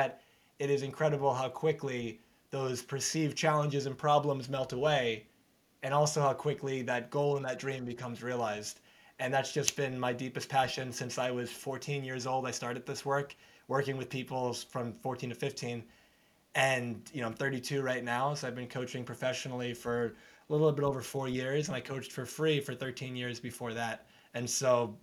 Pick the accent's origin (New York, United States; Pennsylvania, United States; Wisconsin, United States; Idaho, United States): New York, United States; also born or lived in Arizona; So I'm from New York. I've been in New York for most of my life, lived in Arizona for 5 years, but New York, most of it.